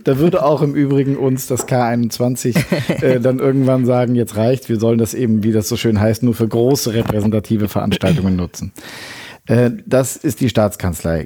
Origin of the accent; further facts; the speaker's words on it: Bonn, North Rhine-Westphalia, Germany; moved away as an adult; also born or lived in Berlin; now in Düsseldorf, Germany; Ich bin Bonner, genau bin auch nach wie vor viel in Bonn.